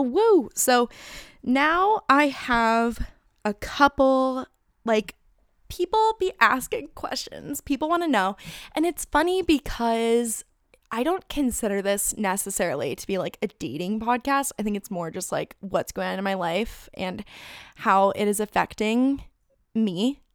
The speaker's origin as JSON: {"language": "English", "town": "Phoenix", "region": "Arizona", "country": "United States", "tie": "born or raised there", "also_born_or_lived": "Tucson, Arizona / Thousand Oaks, California", "moved": "as an adult", "lives_now": "North Carolina, United States", "said": "I grew up in Phoenix"}